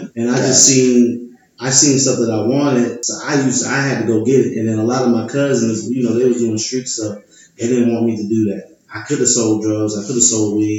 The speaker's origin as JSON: {"language": "English", "town": "West Palm Beach", "region": "Florida", "country": "United States", "also_born_or_lived": "Tampa, Florida", "moved": "as an adult", "lives_now": "Atlanta, United States", "said": "Originally from West Palm Beach, Florida. Been down there. Then I went to college in Tampa. And then I moved to Atlanta"}